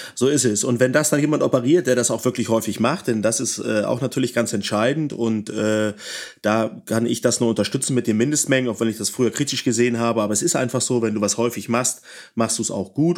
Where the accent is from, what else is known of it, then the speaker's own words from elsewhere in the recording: Northern Germany, Germany; Ich komme ja aus dem Norden